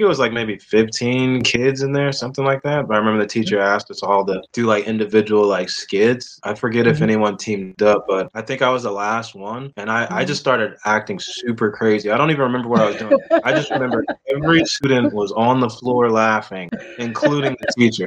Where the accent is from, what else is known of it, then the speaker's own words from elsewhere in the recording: Oakland, California, United States; also born or lived in Pittsburgh, Pennsylvania / San Francisco, California; from Oakland, California. Grew up in the Bay Area